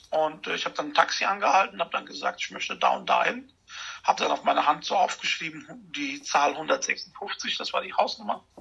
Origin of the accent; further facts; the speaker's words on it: Germany; Und da habe ich gesagt, ich komme aus Deutschland und dann fing er an, Deutsch mit mir zu reden.